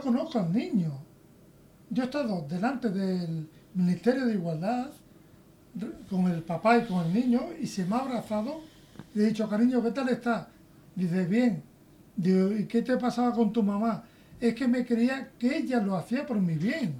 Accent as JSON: {"language": "Spanish", "country": "Spain", "said": "yo, como español que soy"}